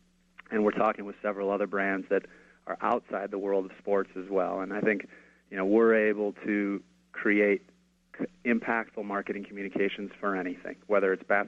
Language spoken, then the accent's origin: English; Minnesota, United States; now in Venice, Los Angeles, United States; I'm from Minnesota